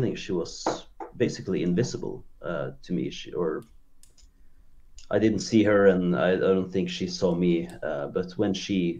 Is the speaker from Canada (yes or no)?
no; Norway; first language Norwegian; English is a second language; now in Kristiansand, Norway; Norwegian is my language, so English is not my first language